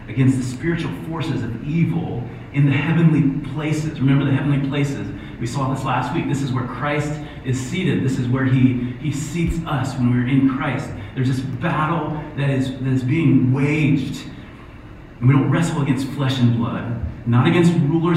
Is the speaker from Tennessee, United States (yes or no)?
no; Ohio, United States; I'm from Ohio.